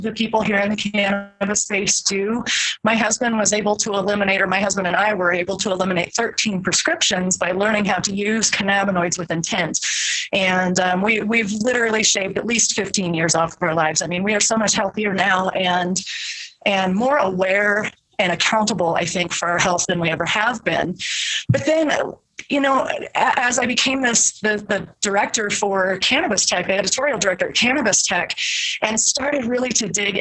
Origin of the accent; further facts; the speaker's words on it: Iowa, United States; growing up in the Midwest in Iowa